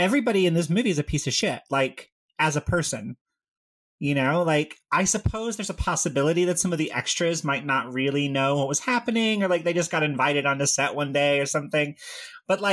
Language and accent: English; Tennessee, United States; I grew up in Tennessee